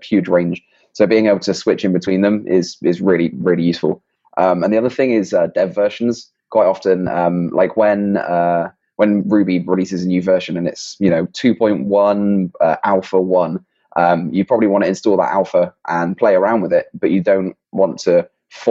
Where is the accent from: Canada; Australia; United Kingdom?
United Kingdom; England; accent: English; my English accent